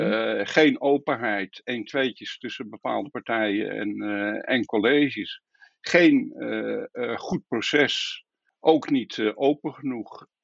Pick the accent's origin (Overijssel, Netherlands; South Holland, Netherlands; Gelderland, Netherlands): Gelderland, Netherlands; Bennekom; also born or lived in Lunteren; Geboren in Bennekom en, eh, later verhuisd naar, eh, naar Lunteren, waar mijn vader zijn eigen bedrijf is gestart